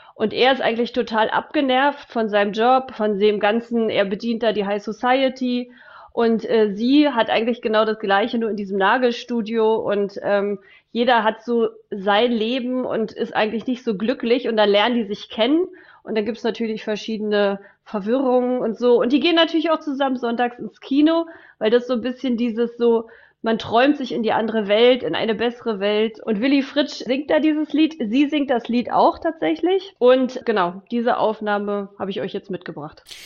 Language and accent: German; Germany; Ich bin in der DDR groß geworden.